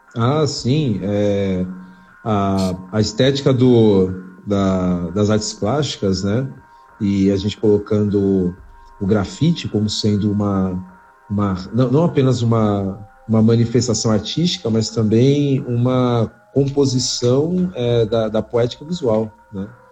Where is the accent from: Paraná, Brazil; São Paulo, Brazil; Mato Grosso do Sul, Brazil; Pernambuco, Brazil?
São Paulo, Brazil; eu cresci na, na Zona Norte antes de vir para a Zona Sul